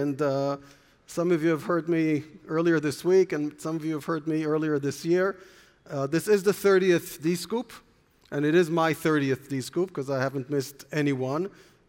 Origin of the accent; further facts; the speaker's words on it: Jerusalem, Jerusalem District, Israel; born there; I was born in Jerusalem. My parents were born in Berlin.